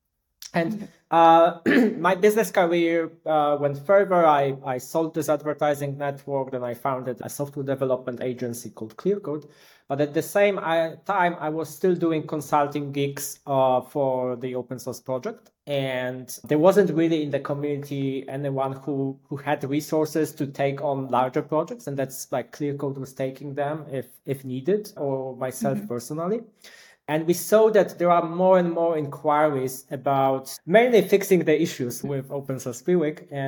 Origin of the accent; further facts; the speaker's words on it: Poland; also born or lived in Wrocław, Poland; I come from Poland. I live in a beautiful city, Wrocław.